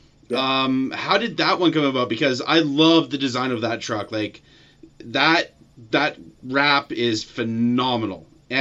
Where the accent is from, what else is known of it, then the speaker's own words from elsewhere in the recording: Alberta, Canada; as a Canadian Montreal fan, as an Albertan too